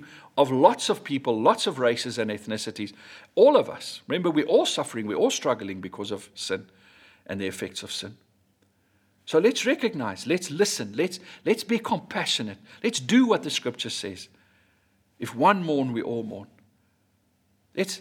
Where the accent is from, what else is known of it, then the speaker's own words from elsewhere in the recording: South Africa; I grew up in Hatfield